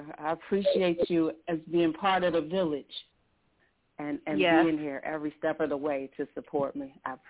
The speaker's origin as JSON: {"language": "English", "town": "Detroit", "region": "Michigan", "country": "United States", "tie": "born or raised there", "said": "Detroit in the house. Whoa. My hometown. That's my hometown"}